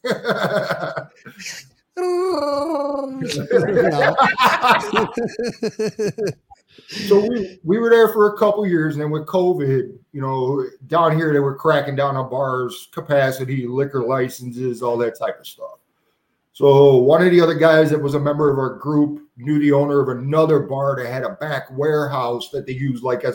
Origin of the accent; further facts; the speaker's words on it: Buffalo, New York, United States; now in Cleveland, United States; South side of Buffalo, South Towns